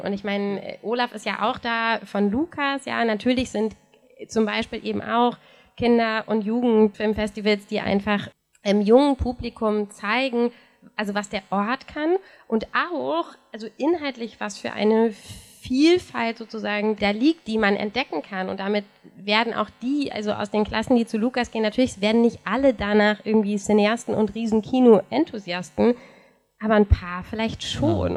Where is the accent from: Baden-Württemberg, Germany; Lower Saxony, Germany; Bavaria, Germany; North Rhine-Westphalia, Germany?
North Rhine-Westphalia, Germany; in meiner Heimatstadt in NRW mit fast 60.000 Einwohnern gibt es seit 1998 kein Kino mehr